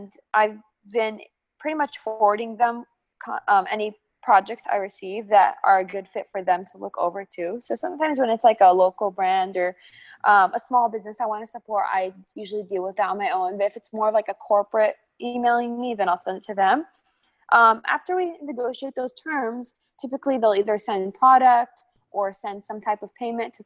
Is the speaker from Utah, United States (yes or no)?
no; St. Louis, Missouri, United States; my hometown